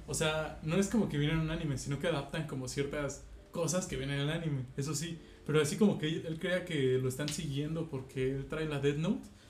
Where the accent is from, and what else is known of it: Mexico